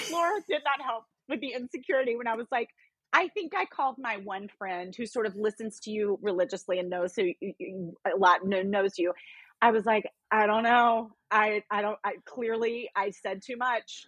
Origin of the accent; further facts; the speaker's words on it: Memphis, Tennessee, United States; moved away as an adult; also born or lived in North Carolina; now in New York City, United States; I grew up in Memphis, in Tennessee